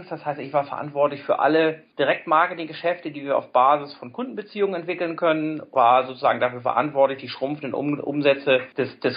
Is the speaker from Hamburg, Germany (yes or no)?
yes; Hamburg, Germany; komme gebürtig aus Hamburg.